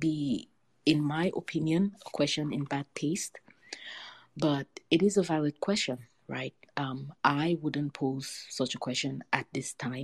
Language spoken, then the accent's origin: English; Buea, Southwest Region, Cameroon; I grew up in Buea, which is a small town on the slopes of Mount Faku, also known as Mount Cameroon